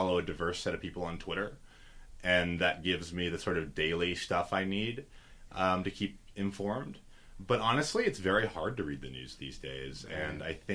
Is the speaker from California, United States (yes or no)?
yes; San Francisco Bay Area, California, United States; I'm from the San Francisco Bay Area